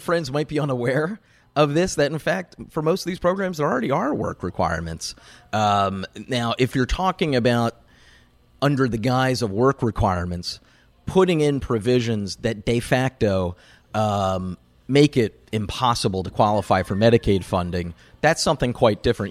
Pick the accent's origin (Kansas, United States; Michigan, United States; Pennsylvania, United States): Pennsylvania, United States; I'm from Pennsylvania, the single biggest battleground state in the country.